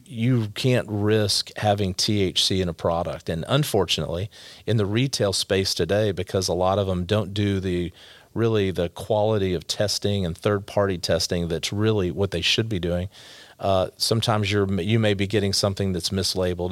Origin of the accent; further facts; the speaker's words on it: Allen, Texas, United States; also born or lived in Garland, Texas; I grew up in Allen, Texas when it was a little smaller